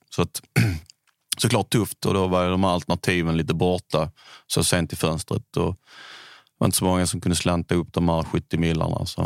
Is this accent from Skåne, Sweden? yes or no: yes; Bjärred, Skåne, Sweden; also born or lived in Italy; now in Höllviken, Sweden; jag är uppvuxen i Bjärred utanför Malmö